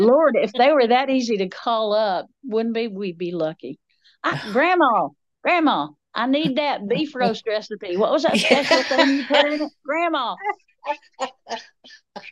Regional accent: Appalachia, United States

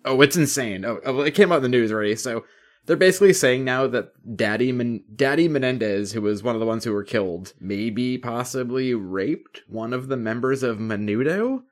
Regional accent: United States; from the U S

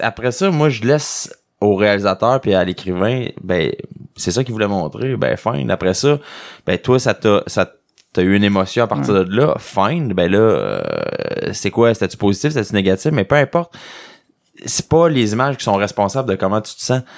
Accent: Quebec, Canada; accent: québécois; j'ai un accent québécois

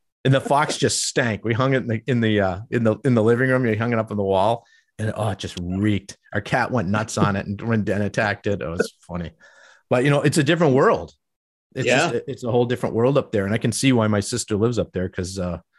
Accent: Boston, Massachusetts, United States; moved away; And I'm from Boston originally

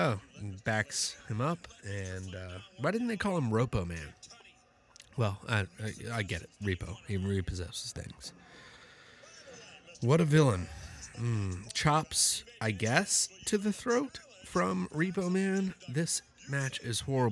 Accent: Midwest, United States; I'm from the Midwest

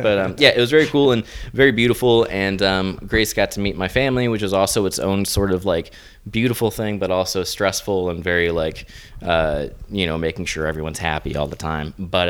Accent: Tampa, Florida, United States; It was beautiful. Yeah, my home state. It was about an hour out of my town in Tampa.

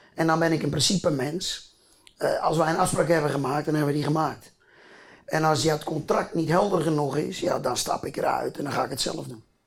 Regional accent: a polder near Groot-Ammers, South Holland, Netherlands; Ik kom hier uit een polder. Mijn grapje is wel eens, ik kom uit een polder met meer koeien dan mensen.

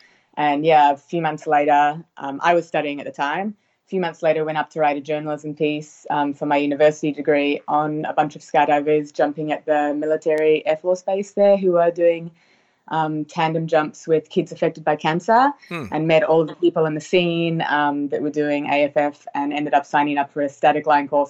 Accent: New Zealand; now in Australia; So I'm from New Zealand originally, and I live in Australia now.

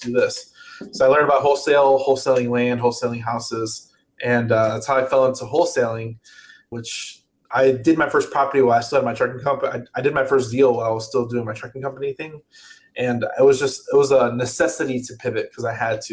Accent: outside Chicago, Illinois, United States; also born or lived in Atlanta, Georgia; now in California, United States; I live in California. I grew up outside Chicago. I lived in Atlanta for 6 years, and I've been in California for two

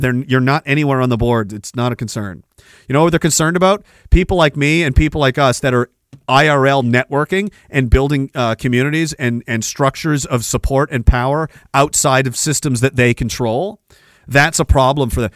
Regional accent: Canada; we get back to Canada

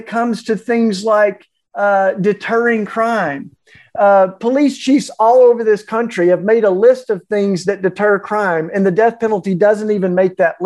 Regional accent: the Bible Belt, United States; I grew up in the Bible Belt

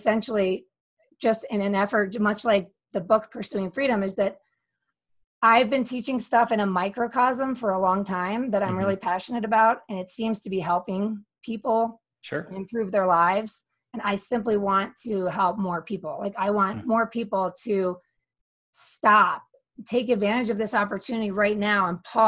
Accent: Philadelphia, Pennsylvania, United States; moved away as an adult; also born or lived in Barcelona / Denver; now in Colorado, United States; came back to my hometown of Philadelphia

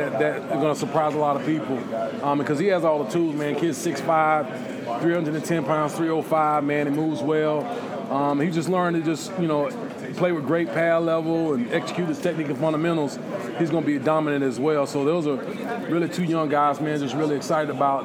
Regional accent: Lyons, Georgia, United States; I'm from South Georgia, you know, small town. So I know how to talk to people because everybody knows everybody where I'm from in Lyons.

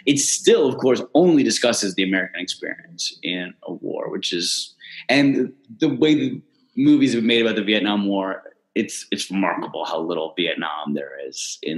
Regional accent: Canada

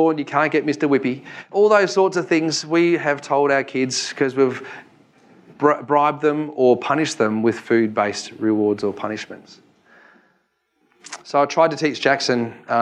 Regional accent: Victoria, Australia; I'm from Victoria

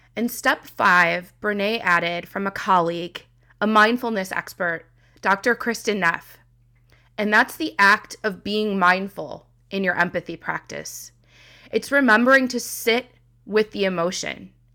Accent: Midwest, United States; I'm from the Midwest

